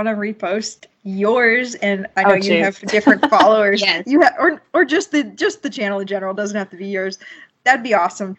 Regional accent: Georgia, United States; now in Seattle, United States; We're both from Georgia.

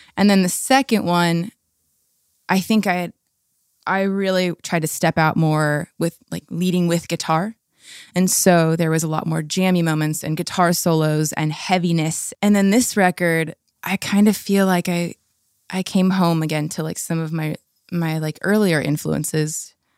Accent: La Habra, California, United States; I grew up in La Habra, Fullerton area

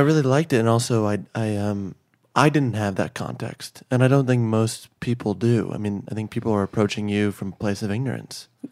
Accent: Chicago, Illinois, United States; I'm from Chicago.

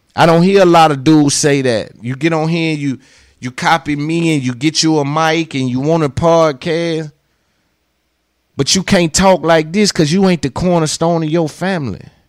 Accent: Nashville, Tennessee, United States; accent: twang; 'cause I'm from Cashville, I'm from Tennessee

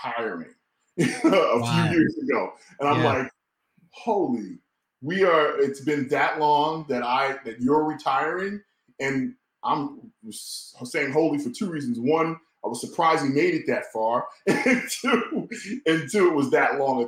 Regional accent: Bay Shore, New York, United States; I'm from Bay Shore, New York, to be exact.

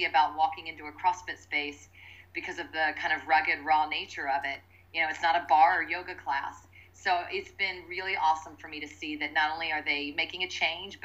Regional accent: Midwest, United States; growing up in the Midwest, the middle of the country

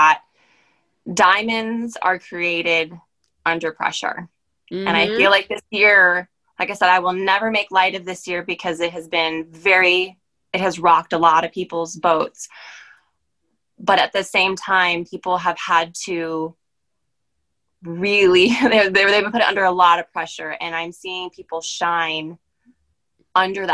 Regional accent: Maryland, United States; moved away as an adult; also born or lived in Pennsylvania; I'm actually from Maryland, so I was back home for me

